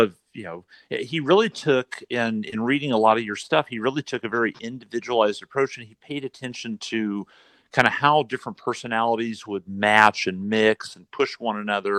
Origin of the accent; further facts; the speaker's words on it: West Coast, United States; I wasn't a hockey fan growing up on the West Coast.